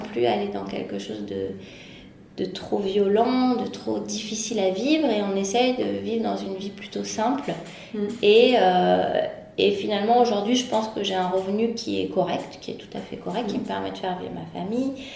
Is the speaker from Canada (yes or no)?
no; Paris, Île-de-France, France; de naissance, j'ai toujours grandi à Paris